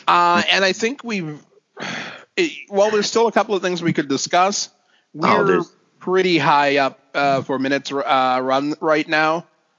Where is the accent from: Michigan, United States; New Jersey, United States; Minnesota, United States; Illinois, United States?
Minnesota, United States; Minneapolis; Growing up outside of Minneapolis, I always felt sheltered from racism.